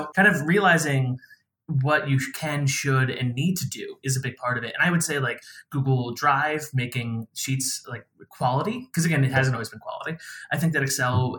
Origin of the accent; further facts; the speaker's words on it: New York City, New York, United States; I'm from the New York City area